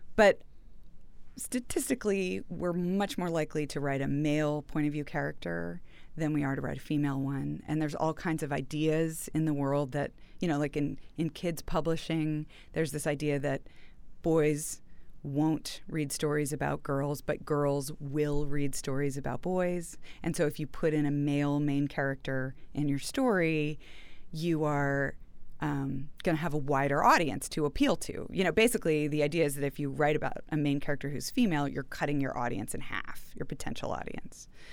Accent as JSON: {"language": "English", "town": "Houston", "region": "Texas", "country": "United States", "also_born_or_lived": "New York", "said": "I went to college in New York, but I'm from Houston"}